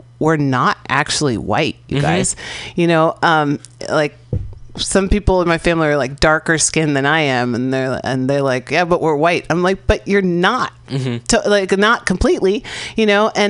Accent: San Francisco, California, United States; first language English; I grew up here in San Francisco.

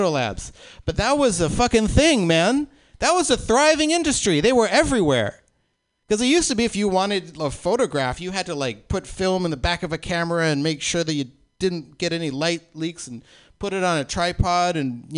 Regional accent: Oklahoma, United States; I was born in Oklahoma in the 70s

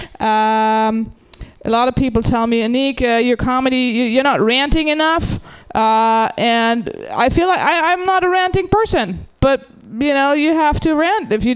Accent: Germany; now in United States; I'm from Germany originally

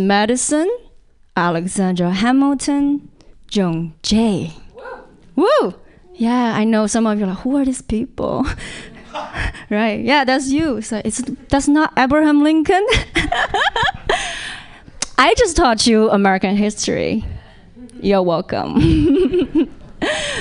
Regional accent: China; born or raised there; English is a second language; moved away as an adult; now in United States

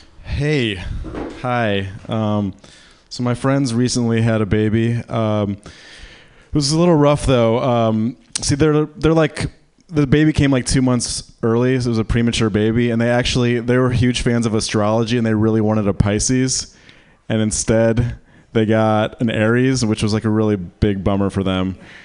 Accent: Michigan, United States; moved away as an adult; now in San Francisco, United States; I'm from Michigan.

